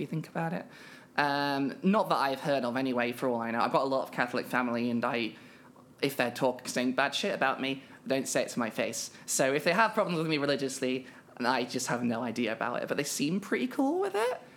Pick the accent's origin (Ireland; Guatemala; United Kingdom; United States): United Kingdom; I am a British trans woman